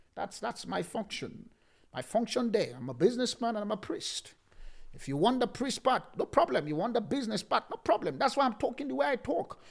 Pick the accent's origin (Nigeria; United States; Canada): Nigeria; now in South Africa; I'm still talking from Nigeria.